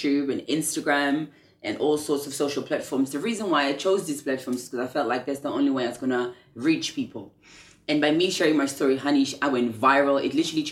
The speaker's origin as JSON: {"language": "English", "country": "South Africa", "tie": "born or raised there", "moved": "yes", "lives_now": "London, United Kingdom", "said": "I was born in South Africa in 1992 during apartheid"}